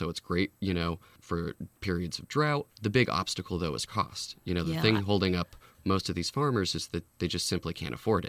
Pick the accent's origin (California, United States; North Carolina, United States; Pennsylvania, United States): California, United States; Lafayette; I grew up here in the Bay Area, Lafayette.